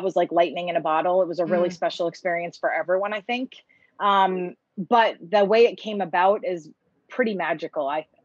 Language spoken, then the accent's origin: English; East Coast, United States; moved away as an adult; I'm from the East Coast